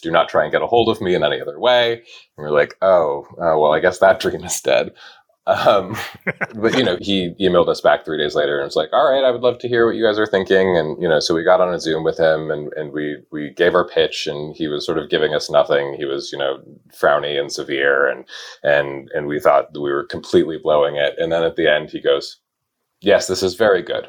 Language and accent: English; Wyoming, United States; I grew up in Wyoming